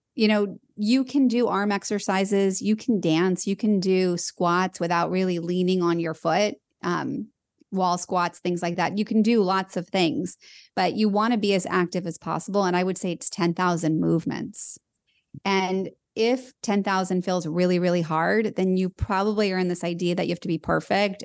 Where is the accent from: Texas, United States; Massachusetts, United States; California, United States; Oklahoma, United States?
California, United States; Los Angeles; I was born in Los Angeles and it was all I knew